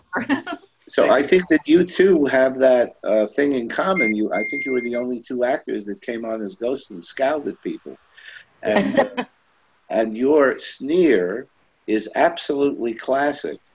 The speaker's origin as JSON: {"language": "English", "town": "New York City", "region": "New York", "country": "United States", "tie": "born or raised there", "said": "I was born in Brooklyn."}